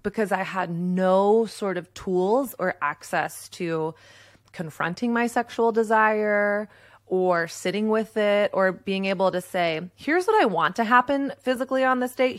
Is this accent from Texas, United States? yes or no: yes; Texas, United States; I grew up in Texas